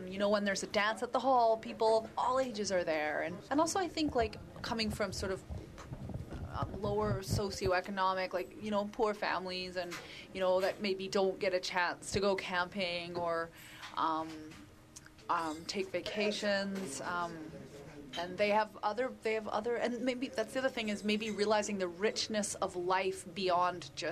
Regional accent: Galiano Island, British Columbia, Canada; I am from Galliano.

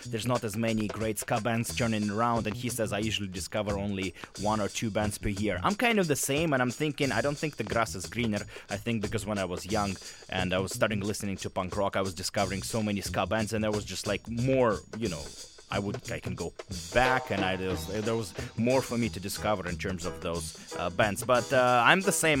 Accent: Russia; moved away as an adult; now in Vancouver, Canada; I'm actually from Russia. I was born there and lived there until the age of uh, 22

